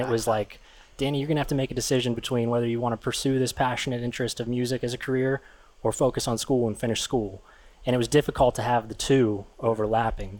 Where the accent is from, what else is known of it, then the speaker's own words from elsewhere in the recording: Crafton, Pennsylvania, United States; I'm from right here in Pittsburgh, Pennsylvania. I grew up in Crafton.